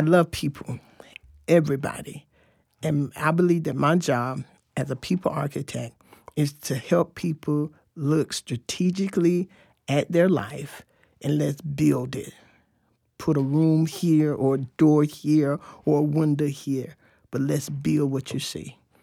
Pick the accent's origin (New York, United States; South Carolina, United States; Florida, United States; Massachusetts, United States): Florida, United States; Fort Lauderdale; moved away as an adult; also born or lived in Tampa, Florida; now in Tallahassee, United States; I grew up in Fort Lauderdale, Florida. Um, and until I was eighteen, then I came to Tallahassee